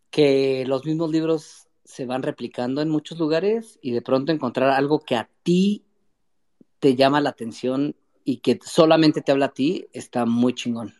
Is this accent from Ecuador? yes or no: no; Metepec, State of Mexico, Mexico; yo soy de Metepec, Estado de México, metepequeño